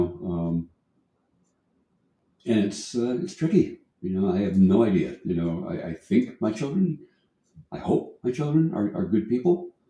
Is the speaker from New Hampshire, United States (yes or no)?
yes; Rye, New Hampshire, United States; I grew up in Rye, but I went to Portsmouth High.